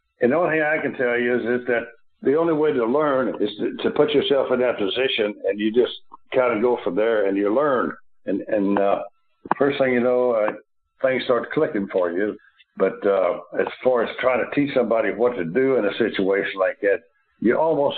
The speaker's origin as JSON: {"language": "English", "town": "Louisville", "region": "Kentucky", "country": "United States", "tie": "born or raised there", "said": "being born and raised in Louisville, which was a couple hundred miles south"}